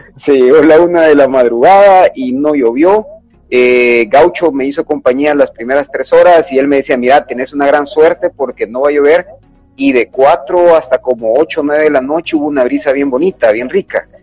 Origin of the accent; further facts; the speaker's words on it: El Salvador; como salvadoreños